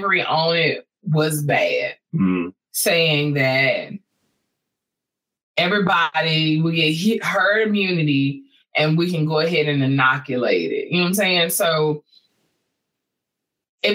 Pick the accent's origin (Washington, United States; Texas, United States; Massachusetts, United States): Texas, United States; I'm a Texan by blood